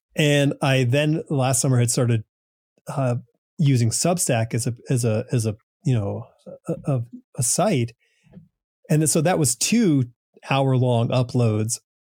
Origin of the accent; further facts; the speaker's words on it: New England, United States; I grew up in New England